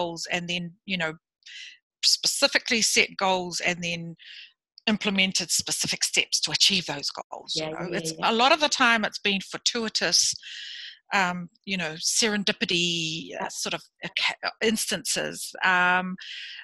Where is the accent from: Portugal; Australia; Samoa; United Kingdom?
Samoa; also born or lived in Fiji; now in New Zealand; I was born in Samoa, lived in Samoa, Fiji